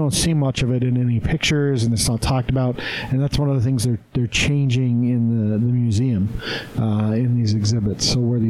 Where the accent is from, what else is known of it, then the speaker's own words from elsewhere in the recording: Green River, Wyoming, United States; now in Utah, United States; I know where I grew up in Green River, Wyoming, which has, like, the third largest switching station in the U.S.